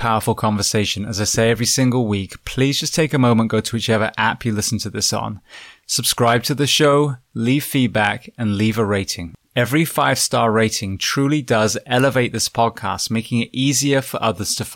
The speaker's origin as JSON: {"language": "English", "region": "England", "country": "United Kingdom", "moved": "yes", "lives_now": "United States", "said": "I'm from England originally."}